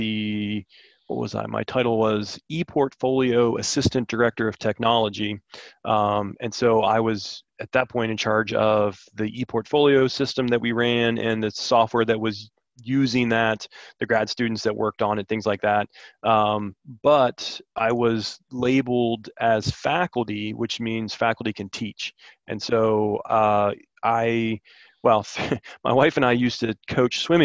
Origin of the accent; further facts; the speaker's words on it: Maryland, United States; moved away as an adult; now in Blacksburg, United States; I'm from Maryland originally